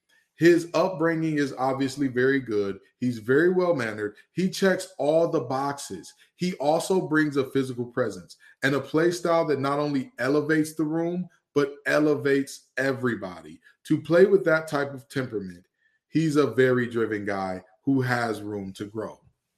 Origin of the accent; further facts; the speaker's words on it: Detroit, Michigan, United States; And mind you, I'm from Detroit, Michigan.